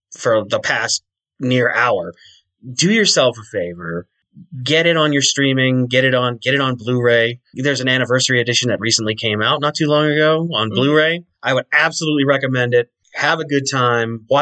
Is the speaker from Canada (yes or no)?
yes; Canada; As a Canadian